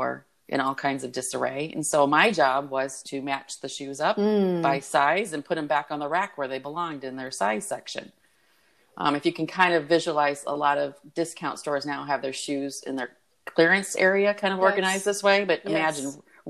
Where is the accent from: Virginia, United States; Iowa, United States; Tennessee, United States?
Iowa, United States; I'm a city girl in the state of Iowa